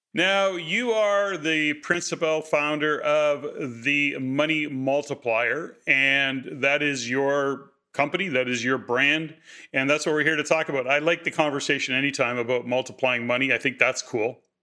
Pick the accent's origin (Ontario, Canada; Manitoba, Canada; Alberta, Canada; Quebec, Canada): Alberta, Canada; Edmonton; born and raised in Edmonton